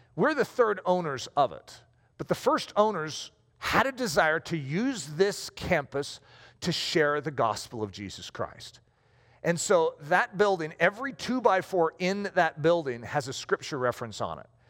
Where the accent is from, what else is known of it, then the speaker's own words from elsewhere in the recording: United States; I'm American